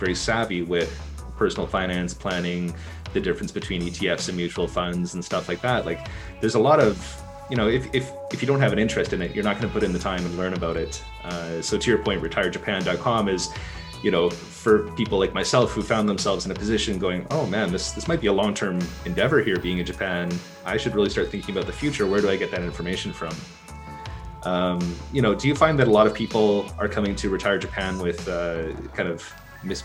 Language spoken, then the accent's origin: English; Canada; I'm from Canada